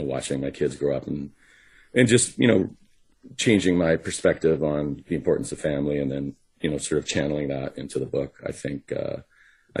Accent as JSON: {"language": "English", "town": "Vancouver", "region": "British Columbia", "country": "Canada", "tie": "born or raised there", "also_born_or_lived": "Los Angeles", "said": "my hometown"}